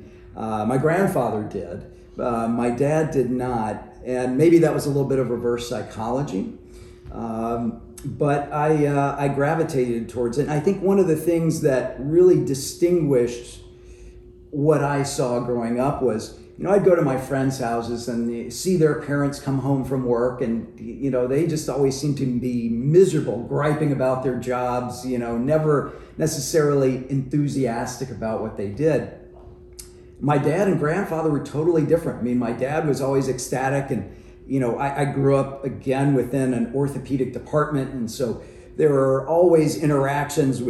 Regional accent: New Orleans, Louisiana, United States; now in Michigan, United States; I grew up in New Orleans.

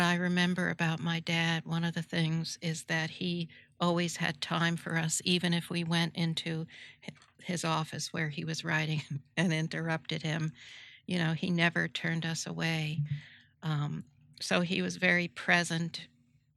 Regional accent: New Rochelle, New York, United States; I grew up in New Rochelle, New York

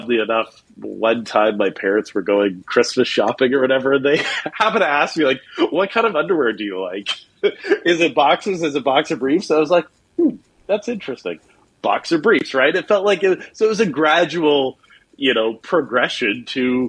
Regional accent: Eastern Canada, right above Maine, New Brunswick, Canada; moved away as an adult; now in Orange County, United States; originally I'm from Canada, from Eastern Canada, far out east, right above the state of Maine. Grew up there, and now I actually live in Orange County in California.

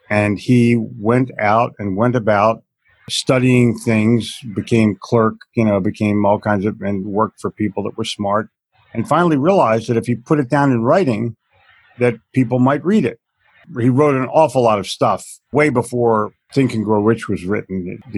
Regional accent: New Jersey, United States; It was written too hokey, and I'm from New Jersey, and we already know everything

